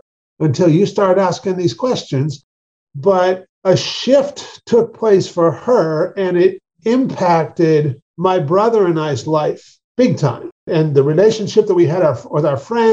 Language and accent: English; Marysville, Washington, United States; also born or lived in Alaska; I grew up in Marysville, Washington, up about 40 miles north of Seattle.